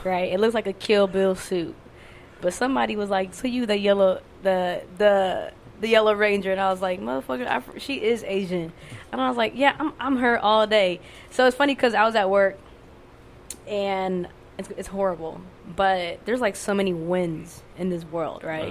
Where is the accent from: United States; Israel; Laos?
Laos; I'm Lao from Laos